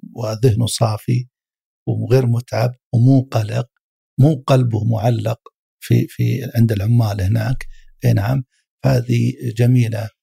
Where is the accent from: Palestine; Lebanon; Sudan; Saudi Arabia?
Saudi Arabia; عندنا في السعودية